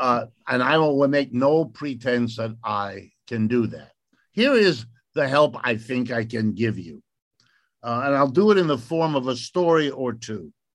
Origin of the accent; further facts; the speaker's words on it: United States; I speak as an American